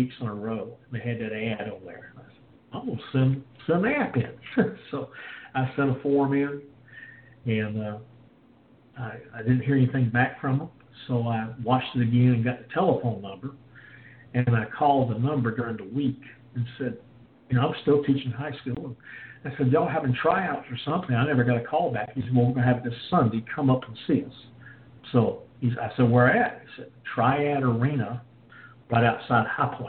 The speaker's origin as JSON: {"language": "English", "town": "Salisbury", "region": "North Carolina", "country": "United States", "tie": "born or raised there", "also_born_or_lived": "Kings Mountain, North Carolina", "said": "had a chance to coach wrestling at a high school in my hometown. So I went back to Salisbury"}